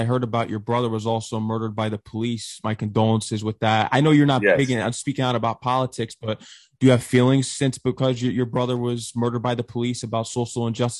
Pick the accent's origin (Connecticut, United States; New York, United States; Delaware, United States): Connecticut, United States; I'm from Connecticut